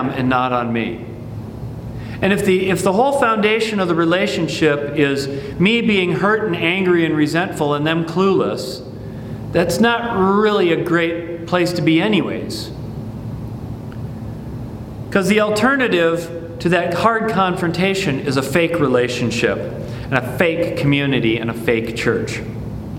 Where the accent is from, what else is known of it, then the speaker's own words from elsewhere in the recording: Midwest, United States; I grew up in the Midwest